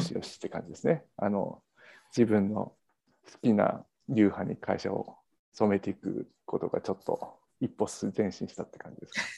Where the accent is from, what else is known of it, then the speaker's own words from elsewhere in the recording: Kanto, Japan; accent: Kanto dialect; also born or lived in Canada; now in United States; 関東生まれ関東育ちなんで関東弁の人